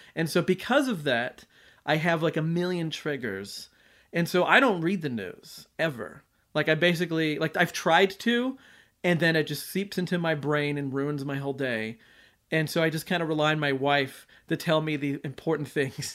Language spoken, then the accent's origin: English; United States; I'm an American